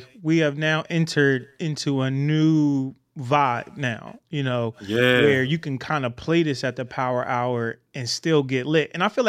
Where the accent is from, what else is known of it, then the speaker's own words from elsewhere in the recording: New Jersey, United States; I grew up in Jersey and saw the Neo Soul vibe, just being from Jersey, watching everything happening in Philly with, you know, music and ….